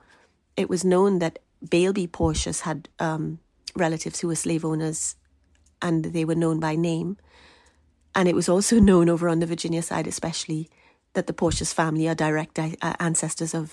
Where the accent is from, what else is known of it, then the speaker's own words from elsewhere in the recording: Trinidad & Tobago; moved away; I grew up in Trinidad.